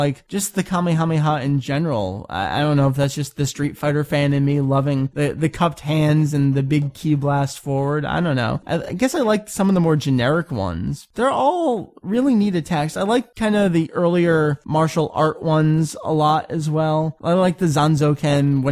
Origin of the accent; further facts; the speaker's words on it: United States; I'm American